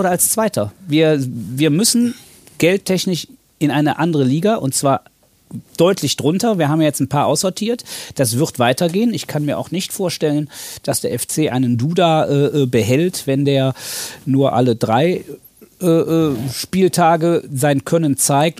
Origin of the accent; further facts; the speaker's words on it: Cologne, North Rhine-Westphalia, Germany; also born or lived in Siegen; Ich bin im Schatten des Müngersdorfer Stadions. Nicht geboren, aber aufgewachsen.